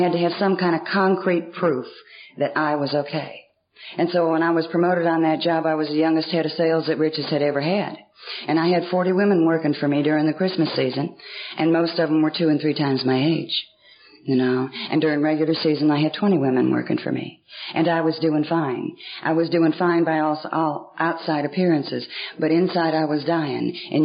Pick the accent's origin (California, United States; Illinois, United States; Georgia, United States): Georgia, United States; Atlanta; I was raised in Atlanta, the bulk of my life in Atlanta, Georgia. And I was raised on the north side of Atlanta